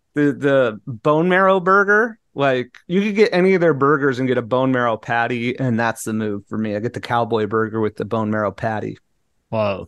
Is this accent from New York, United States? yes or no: no; Southern California, United States; moved away; I grew up in Southern California